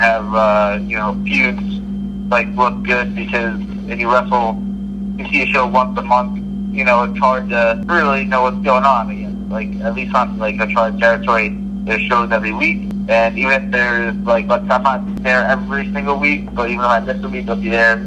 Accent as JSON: {"language": "English", "area": "Long Island", "region": "New York", "country": "United States", "said": "I'm from Long Island."}